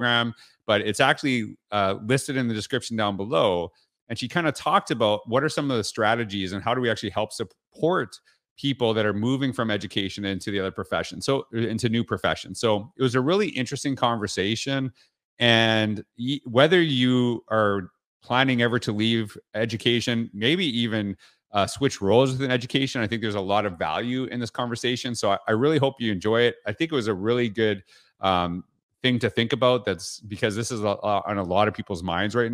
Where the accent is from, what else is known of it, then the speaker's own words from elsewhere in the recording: Canada; too much American TV for me growing up in Canada